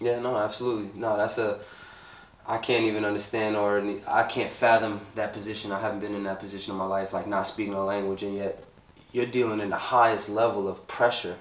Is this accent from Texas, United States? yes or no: no; New York City, New York, United States; I grew up in this city